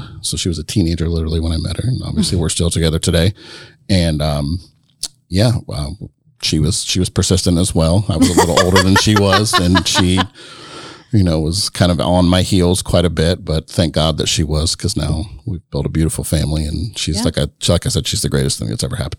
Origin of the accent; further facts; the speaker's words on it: Marion, Indiana, United States; I was born and raised here in Grant County.